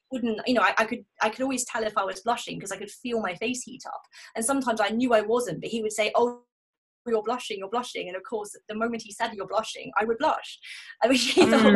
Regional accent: South of England, United Kingdom; moved away as an adult; also born or lived in the Midlands; I grew up in the south of England, and then I moved up to the Midlands, and just came back three years ago, back to my hometown

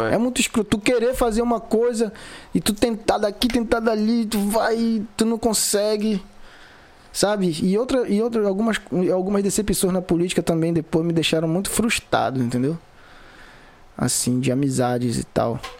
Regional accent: Vigia, Pará, Brazil; Sou vigiense, moro, nasci, me criei, entendeu? Moro aqui na vigia

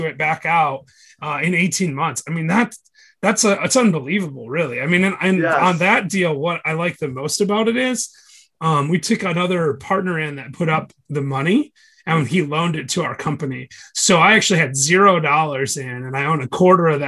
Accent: Michigan, United States; now in Chattanooga, United States; I'm from Michigan originally

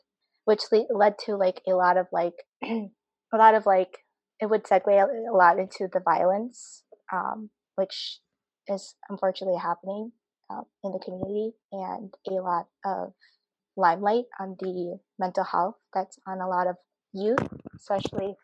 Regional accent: Appleton, Wisconsin, United States; I'm from Appleton, Wisconsin

